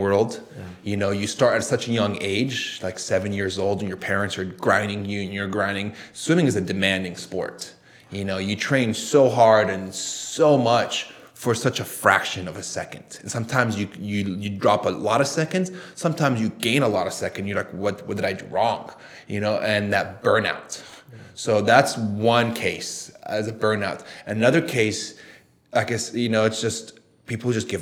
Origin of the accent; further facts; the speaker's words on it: United States; also born or lived in Saudi Arabia; we moved to the US when I was almost around nine years old